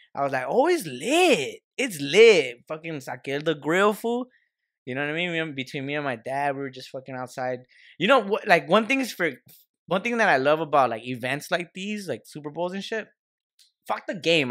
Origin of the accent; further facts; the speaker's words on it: United States; we're American, we're Mexican Americans